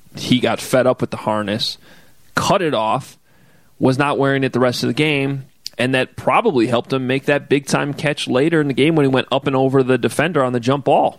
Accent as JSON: {"language": "English", "town": "Chicago", "region": "Illinois", "country": "United States", "tie": "born or raised there", "said": "the original Goose Island was located near where I grew up in Lincoln Park"}